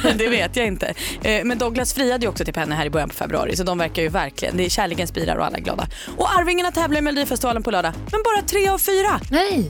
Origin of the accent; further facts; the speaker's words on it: Sweden; för mig som är svensk